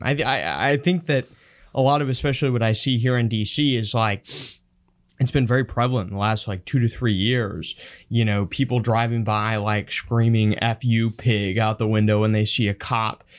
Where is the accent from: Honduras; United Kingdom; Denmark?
Honduras; moved away; I grew up in Honduras